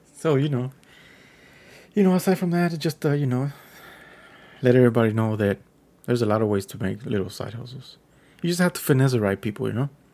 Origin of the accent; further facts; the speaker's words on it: Texas, United States; I'm a Texan